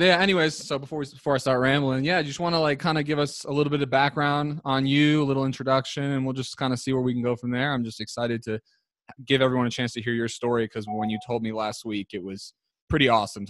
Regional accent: Ringwood, New Jersey, United States; We both went to Lakeland Regional High School. We're both from Ringwood, New Jersey.

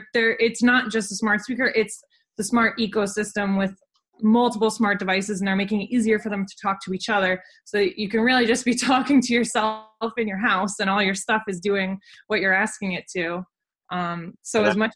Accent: New England, United States; now in New York, United States; I'm from New England

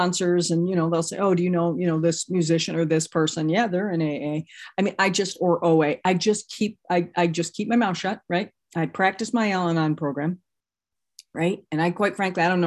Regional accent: Midwest, United States; now in Los Angeles, United States; I'm from Los Angeles and I'm not from here originally. I'm from the Midwest. I'm a Midwestern girl

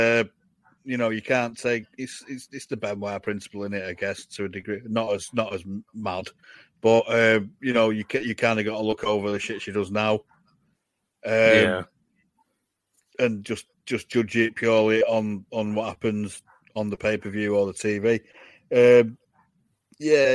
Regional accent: Manchester, North West England, United Kingdom; it's a completely different accent where I'm from. I'm from Manchester

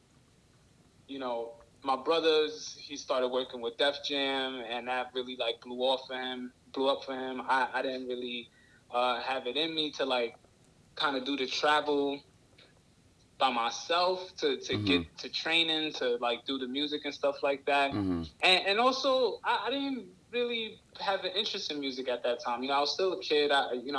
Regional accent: New York City, New York, United States; I'm out here from Brooklyn

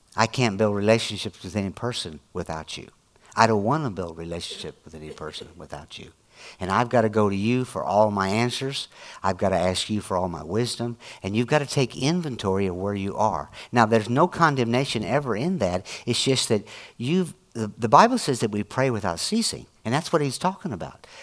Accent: Illinois, United States; I'm from Illinois

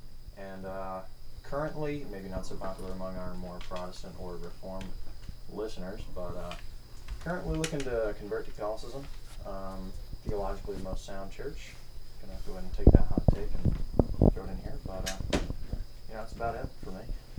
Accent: South Carolina, United States; I am from good old South Kakalaki, good old Southern boy

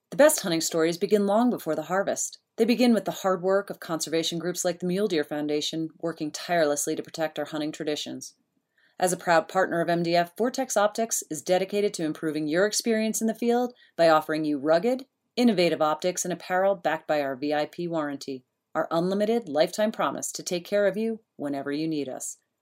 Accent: the East, United States; moved away; I grew up in the East

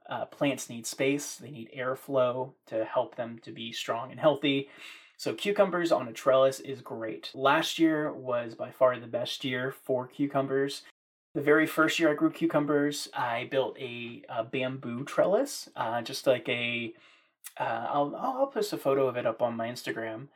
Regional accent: Maryland, United States; also born or lived in central Virginia; now in Virginia, United States; growing up in Maryland with a small family garden in our backyard.

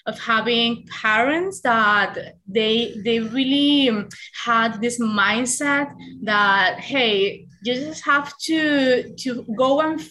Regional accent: Venezuela; born or raised there; English is a second language; moved away as an adult; now in Canada

